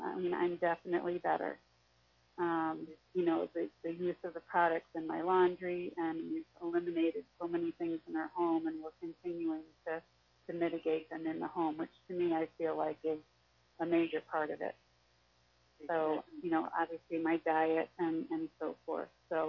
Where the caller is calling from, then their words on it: St. Louis, Missouri, United States; I'm from St. Louis, and you and I have spoken on the phone a couple of times.